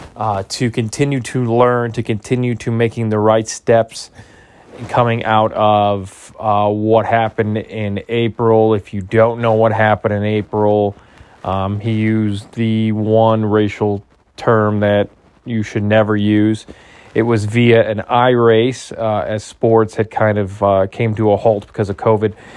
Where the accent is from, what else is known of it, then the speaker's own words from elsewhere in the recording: near Gary, Northwest Indiana, United States; I grew up in Northwest Indiana, right outside of Gary.